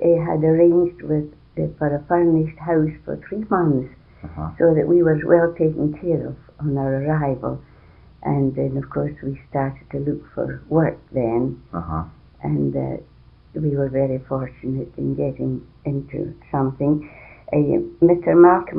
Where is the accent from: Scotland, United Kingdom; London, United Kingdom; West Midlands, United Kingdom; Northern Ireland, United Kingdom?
Scotland, United Kingdom; Dumbarton; also born or lived in Strathcona, Edmonton, Canada; now in Edmonton, Canada; And I was born in Dumbarton, Scotland, and came to Canada in 1910, along with my mother and 7 members of the family.